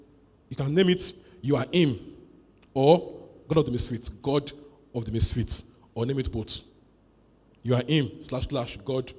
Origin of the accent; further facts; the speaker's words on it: Nigeria; born there; I don't care where you were born, I ordained you. I was born in Nigeria.